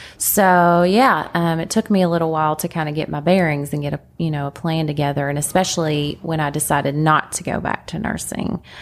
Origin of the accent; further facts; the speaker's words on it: Lexington, Kentucky, United States; accent: countryness; also born or lived in Laurel County, Kentucky / Corbin, Kentucky; I call myself a native. A lot of people hear the countryness in my accent. Um, my parents were in Laurel County, which is like London and Corbin. Um, and that's where I was until four years old when they moved to Lexington